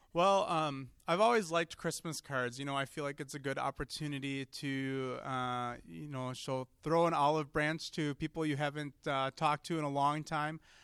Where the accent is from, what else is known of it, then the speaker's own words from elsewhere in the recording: Seymour, Wisconsin, United States; I'm a fairly local kid. I grew up in Seymour